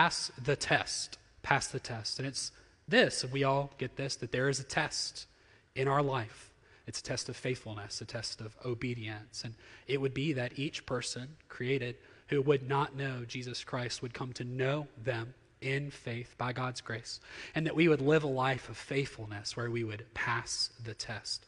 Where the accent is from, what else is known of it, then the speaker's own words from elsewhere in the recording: Jackson, Mississippi, United States; So I'm thoroughly from here. I grew up in the Jackson Metro and have spent all my life here.